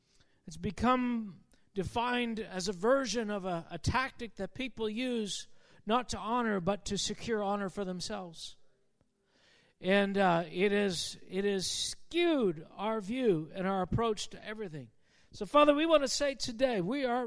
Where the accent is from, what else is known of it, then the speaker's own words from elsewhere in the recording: Canada; as a Canadian